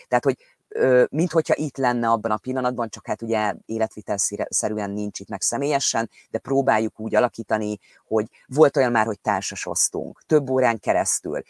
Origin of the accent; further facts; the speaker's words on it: Hungary; moved away as an adult; now in England, United Kingdom; ott születtünk, ott van a családunknak egy nagy része Magyarországon